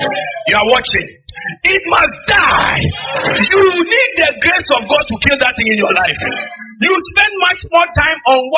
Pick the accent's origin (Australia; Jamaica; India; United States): Jamaica; The Gleaner. Yeah. Because I'm Jamaican, or you're not aware.